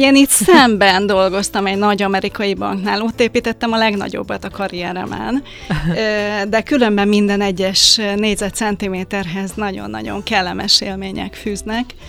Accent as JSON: {"language": "Hungarian", "country": "Hungary", "tie": "born or raised there", "moved": "as an adult", "said": "aki bár 50 kilométerre éltem Budapesttől"}